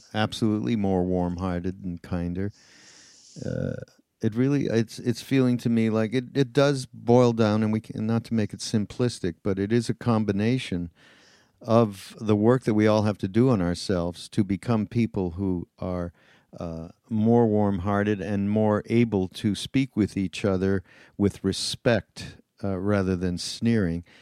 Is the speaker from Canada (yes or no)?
yes; Canada; now in United States; I'm from Canada